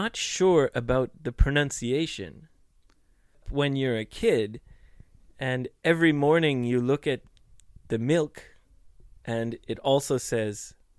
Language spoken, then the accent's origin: English; Vancouver, British Columbia, Canada; first language English; moved away; also born or lived in Australia; I'm from Vancouver.